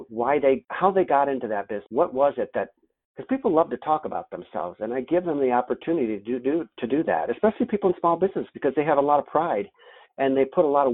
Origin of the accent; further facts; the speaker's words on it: Rochester, New York, United States; I'm from Rochester, New York